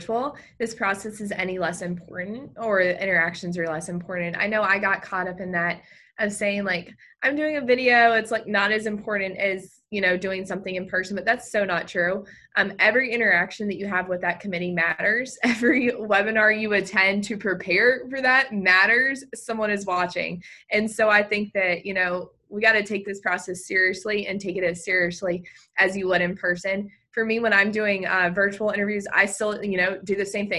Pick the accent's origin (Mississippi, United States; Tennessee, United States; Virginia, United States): Virginia, United States; I'm from the state of Virginia